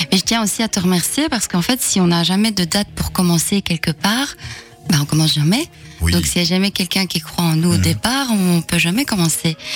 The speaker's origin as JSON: {"language": "French", "area": "Hainaut", "region": "Wallonia", "country": "Belgium", "said": "je viens du Hainaut, donc j'ai joué aussi beaucoup ici euh, dans le passé. Donc, euh, commencer ici, c'est mhm. presque commencer à la maison"}